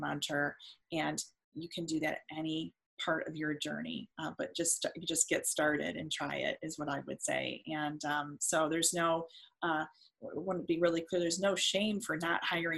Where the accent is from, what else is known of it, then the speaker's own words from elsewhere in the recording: Detroit, Michigan, United States; I'm from Detroit